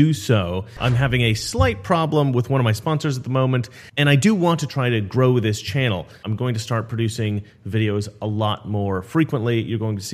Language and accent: English; Salem, Oregon, United States; This is my home state. This is the capital of my home state, Salem, Oregon, where I was raised for most of my youth.